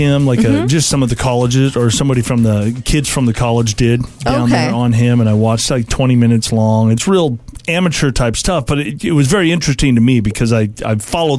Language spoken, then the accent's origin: English; San Diego, California, United States; I grew up in San Diego, California.